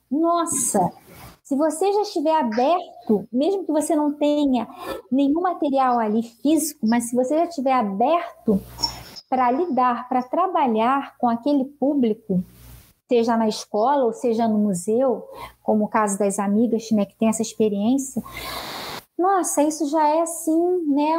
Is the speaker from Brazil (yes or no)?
yes; Angra dos Reis, Rio de Janeiro, Brazil; moved away as an adult; now in Rio de Janeiro, Brazil; eu nasci aqui, mas na verdade fui criada em Angra dos Reis, então sou de Angra dos Reis, morei minha vida toda lá. Retornei para o Rio há cerca de quatro anos